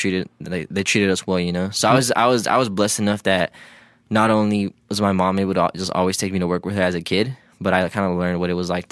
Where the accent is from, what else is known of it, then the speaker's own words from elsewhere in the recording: Hawthorne, California, United States; Yeah, I'm from Hawthorne.